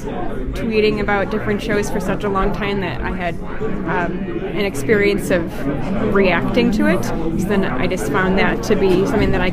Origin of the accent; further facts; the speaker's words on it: Milwaukee, Wisconsin, United States; I come from Milwaukee